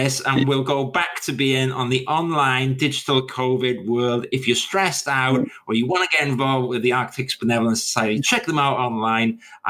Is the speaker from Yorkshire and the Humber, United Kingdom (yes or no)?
no; Welsh, Wales, United Kingdom; now in London, United Kingdom; I'm technically Welsh, right? Even though I've been in London for a long time.